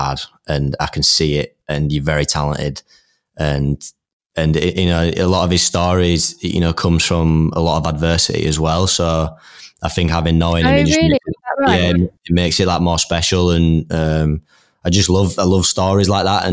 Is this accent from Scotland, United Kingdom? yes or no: no; Leeds, Yorkshire and the Humber, United Kingdom; we're both from Leeds.